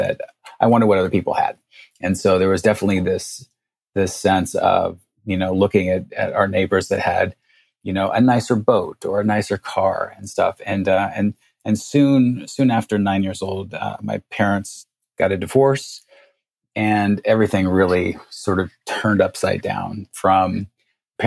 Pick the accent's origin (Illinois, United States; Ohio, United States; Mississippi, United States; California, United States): California, United States; Stockton; moved away as an adult; also born or lived in San Diego; I'm from Stockton, California, in like the armpit of California